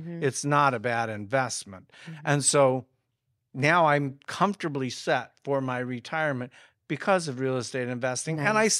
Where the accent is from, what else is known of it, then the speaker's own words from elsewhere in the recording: Midwest, United States; I'm one of six children that was born and raised in the Midwest. We lived on a 160-acre farm and did chores.